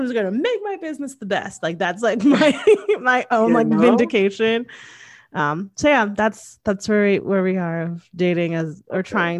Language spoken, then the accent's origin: English; Connecticut, United States